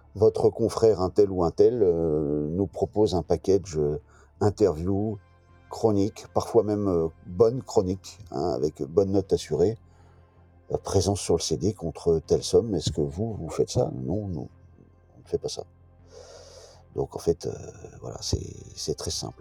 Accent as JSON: {"language": "French", "town": "Brest", "region": "Brittany", "country": "France", "said": "je suis breton, brestois, voilà, j'ai toujours été au contact de la mer"}